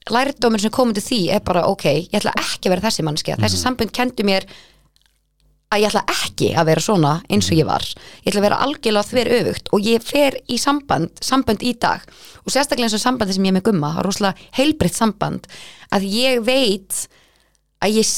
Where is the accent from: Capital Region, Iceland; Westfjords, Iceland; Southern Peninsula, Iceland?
Capital Region, Iceland; Hafnarfjörður; Ég var í tveim skólum, ég var í Seberskóla og Áslandsskóla ég er semst úr Hafnafjörði